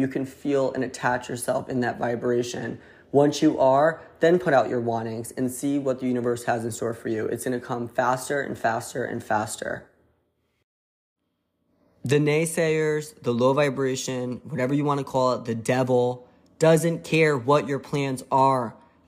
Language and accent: English; Connecticut, United States; accent: New Haven; Haven accent. It's a little bit of an Italian, New Yorker, Boston, Rhode Island accent into one, aka I'm from Connecticut.